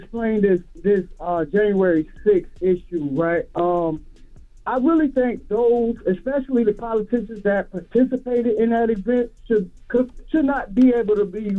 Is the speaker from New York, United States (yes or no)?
yes; Harlem, New York, United States; Listen, I'm 23 years old. I'm from Harlem.